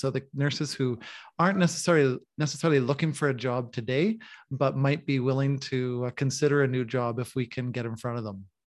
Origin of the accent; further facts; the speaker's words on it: the Canadian Prairies, Canada; moved away as an adult; also born or lived in Manitoba / Saskatchewan; now in Mexico; I'm a Canadian coming from the prairies. Manitoba and Saskatchewan are the provinces I come from on the prairies of Canada.